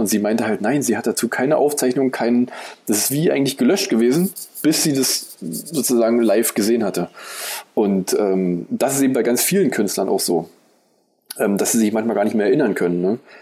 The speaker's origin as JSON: {"language": "German", "town": "Eisenhüttenstadt", "region": "Brandenburg", "country": "Germany", "tie": "born or raised there", "moved": "yes", "said": "Eisenhüttenstadt ist im Prinzip meine Heimat. Da aber sozusagen drei von den äh, Wohnorten, in denen ich eben gewohnt hatte, ähm, abgerissen wurden"}